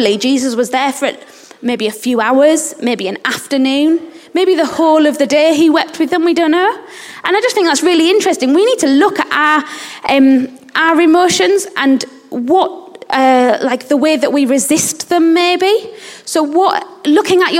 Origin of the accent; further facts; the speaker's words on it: England, United Kingdom; also born or lived in Uganda; in England we're really, really, or as British people, we're really reserved